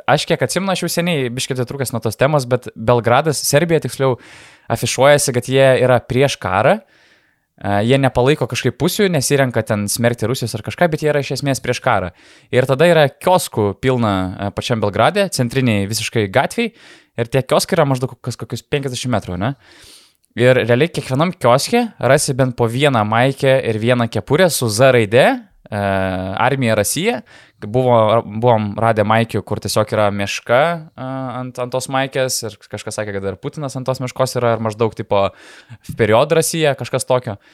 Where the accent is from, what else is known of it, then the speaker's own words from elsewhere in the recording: Lithuania; Tai sakom, nu iš, iš Lietuvos tipo.